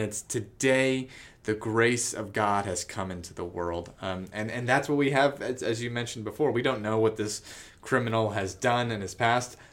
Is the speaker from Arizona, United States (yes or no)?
yes; Tucson, Arizona, United States; I grew up in Tucson.